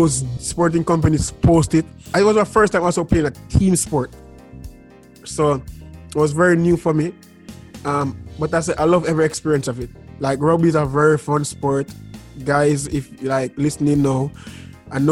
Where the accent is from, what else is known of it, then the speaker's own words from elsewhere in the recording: Jamaica; I'm from Jamaica